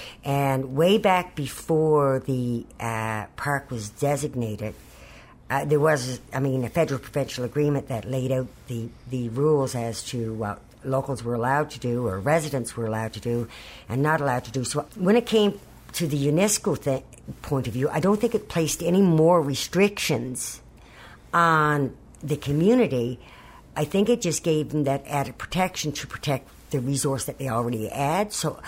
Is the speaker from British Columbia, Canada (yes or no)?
no; Rocky River, Newfoundland and Labrador, Canada; I'm from Rocky River